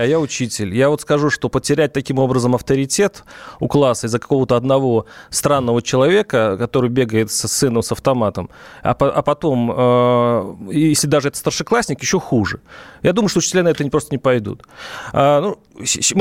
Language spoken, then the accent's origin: Russian; Russia; я вернулся из Белоруссии домой, в Россию